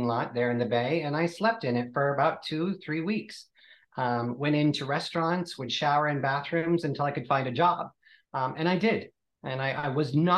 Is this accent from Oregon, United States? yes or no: no; Kansas, United States; moved away as an adult; now in London, United Kingdom; Born and raised in Kansas, which is the Bible Belt